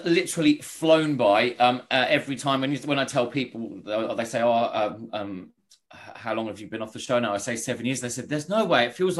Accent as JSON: {"language": "English", "town": "Ipswich", "region": "East of England", "country": "United Kingdom", "accent": "Australian twang", "said": "despite the weird Australian twang I've got to my accent, I'm actually from Ipswich."}